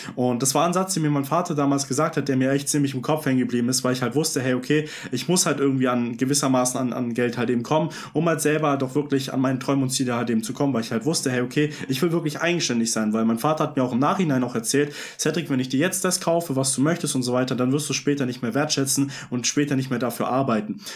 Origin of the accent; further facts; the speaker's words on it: Vaihingen an der Enz, Baden-Württemberg, Germany; Ich komme aus äh, Feigen an der Enz